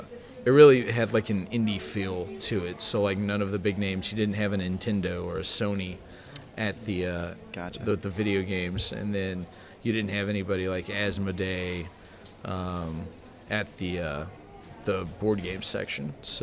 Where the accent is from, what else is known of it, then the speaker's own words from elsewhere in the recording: St. Louis, United States; moved away as an adult; now in Illinois, United States; we don't really live in St. Louis anymore. We're about 3 hours outside, but we grew up in the St. Louis area.